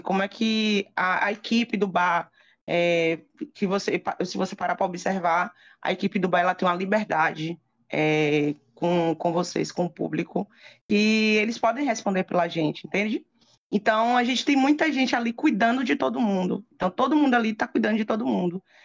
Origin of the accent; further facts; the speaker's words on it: Feira de Santana, Bahia, Brazil; moved away as an adult; also born or lived in Lençóis; vim morar em Feira de Santana, que eu sou de Feira de Santana, morei oito anos em Lençóis